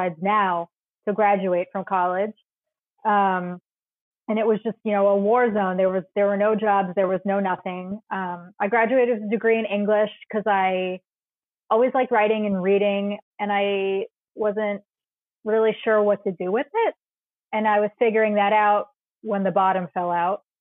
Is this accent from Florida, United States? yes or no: no; Smithtown, New York, United States; now in New York City, United States; I grew up about 50 miles from where I sit in New York City right now on Long Island, in Smithtown, St. James, New York